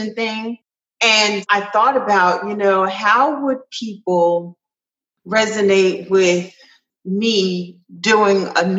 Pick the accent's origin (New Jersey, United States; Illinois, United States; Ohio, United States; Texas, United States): New Jersey, United States; Trenton; moved away as an adult; now in Kennesaw, United States; I'm from Trenton, New Jersey, and it's rough